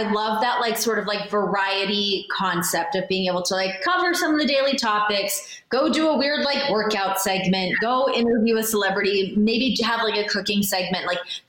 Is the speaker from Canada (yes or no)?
yes; Canada; I would say, you know, obviously like the politeness, I think we do fall into some of like our stereotypes, like the quirky, weird.